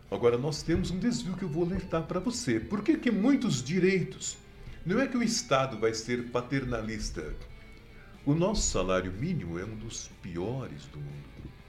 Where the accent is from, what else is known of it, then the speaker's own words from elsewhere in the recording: Brazil; como ser humano, como brasileiro preocupado.